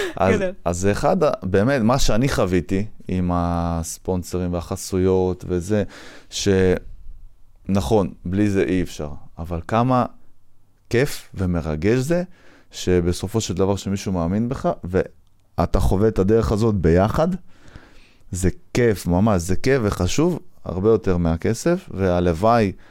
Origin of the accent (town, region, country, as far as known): Afula, Northern District, Israel; moved away as an adult; also born or lived in Wingate Institute, Netanya